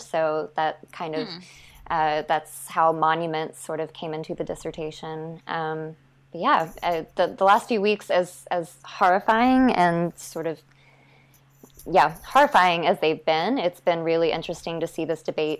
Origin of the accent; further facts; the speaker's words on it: Chapel Hill, North Carolina, United States; moved away as an adult; also born or lived in Ithaca; I sort of grew up on campus